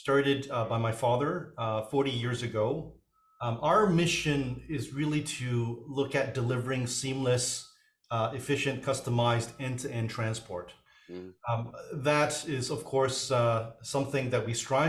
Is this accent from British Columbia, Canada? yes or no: yes; Vancouver, British Columbia, Canada; also born or lived in Hong Kong; I was born in Hong Kong, came to Canada